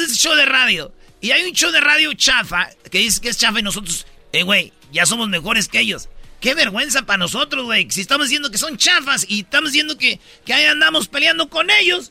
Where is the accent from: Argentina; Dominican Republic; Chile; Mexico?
Mexico; Yo soy mexicano